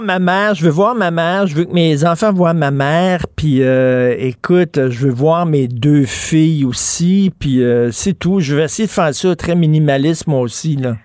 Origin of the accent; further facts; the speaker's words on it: Quebec, Canada; en tant que Québécois francophone